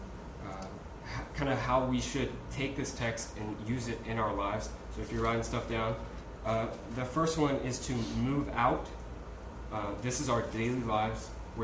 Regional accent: United States; my life as an American

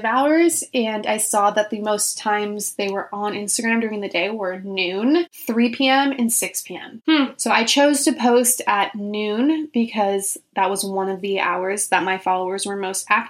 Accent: Orange County, California, United States; also born or lived in Germany; now in Los Angeles, United States; I grew up in Orange County

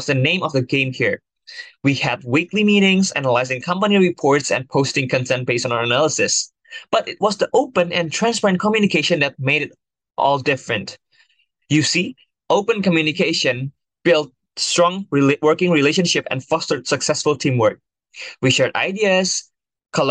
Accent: Jakarta, Indonesia; moved away; I'm originally from Jakarta, Indonesia

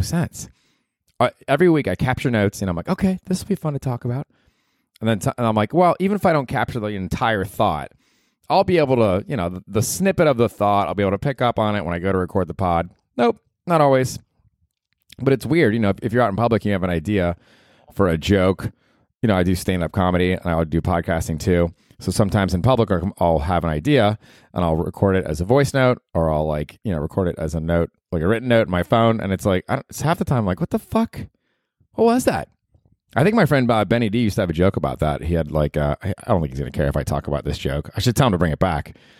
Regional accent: Tampa, Florida, United States; now in New York, United States; I grew up in Tampa, and I went to the old Tampa Stadium there on Dale Mabry

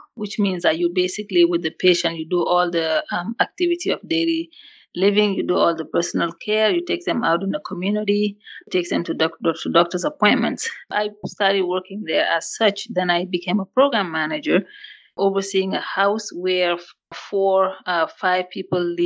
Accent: Senegal; English is a second language; moved away as an adult; also born or lived in Mali; now in United States; I grew up in Africa, in West Africa, Senegal.

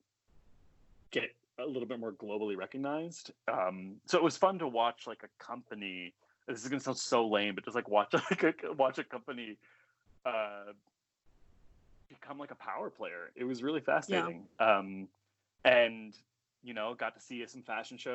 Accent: a reservation south of Montreal, Quebec, Canada; moved away; I grew up on a reservation south of Montreal in Canada.

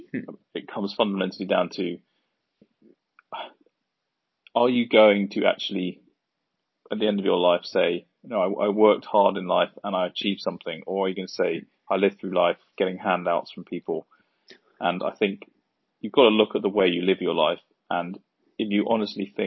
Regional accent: Surrey, South East England, United Kingdom; I come from Surrey, so just on the outskirts of London.

